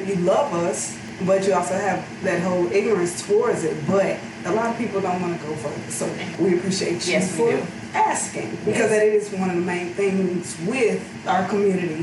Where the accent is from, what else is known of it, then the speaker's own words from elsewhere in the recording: St. Louis, Missouri, United States; born and raised in St. Louis